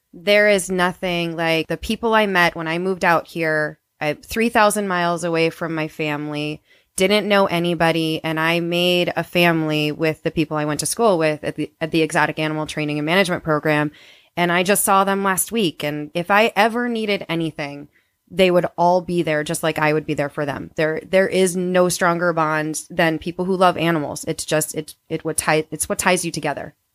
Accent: Wisconsin, United States; moved away as an adult; I grew up in Wisconsin

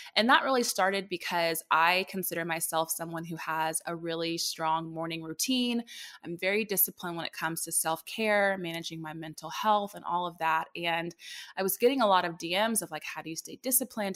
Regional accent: Dallas, Texas, United States; moved away as an adult; also born or lived in Indianapolis, Indiana; I'm born and raised in Dallas, popped up to Indy for a little bit, but now I'm back home.

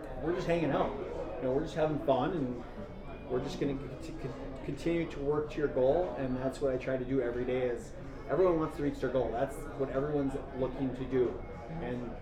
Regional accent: Duluth, Minnesota, United States; I'm in my hometown. I get to stay here

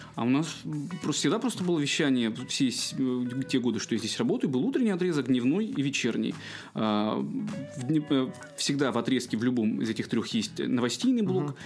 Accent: Irkutsk Oblast, Russia; moved away as an adult; also born or lived in Chukotka; now in Kaliningrad, Russia; у себя дома в Иркутской области, в родном городе

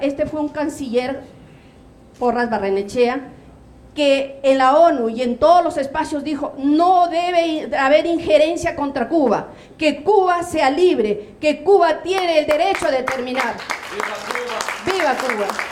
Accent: Peru; somos peruanas

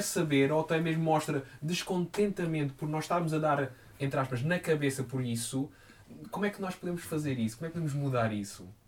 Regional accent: Quarteira, Algarve, Portugal; now in Lisbon, Portugal; da cidade onde eu sou, de Quarteira

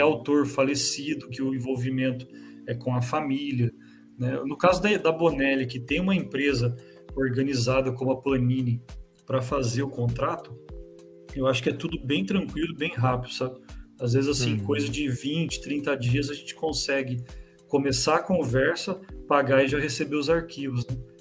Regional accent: São José dos Campos, São Paulo, Brazil; Interior, a gente fica em São José dos Campos, é 80 quilômetros de São Paulo.

